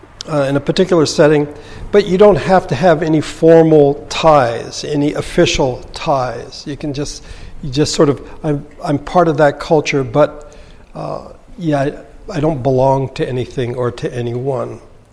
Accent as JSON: {"language": "English", "country": "Philippines", "tie": "born or raised there", "second_language": "English", "said": "I was raised in the Philippines, and so there's a Filipino aspect to the culture I have. But I was raised in the mountains with a cultural minority, but we spoke the language of the lowlanders."}